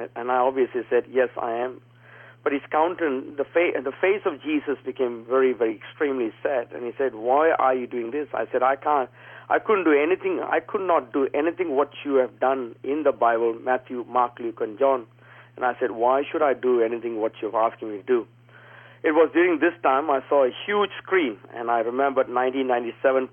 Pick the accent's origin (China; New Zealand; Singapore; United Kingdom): Singapore; moved away as an adult; also born or lived in Perth, Western Australia; at a tender age of 20, I leave the place where I was born in Singapore, leave Singapore, and then I enter into Perth, Western Australia